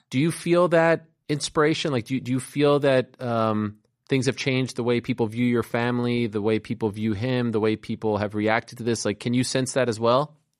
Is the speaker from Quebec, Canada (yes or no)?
yes; Montreal, Quebec, Canada; moved away; I grew up, I grew up in Montreal, uh, in Canada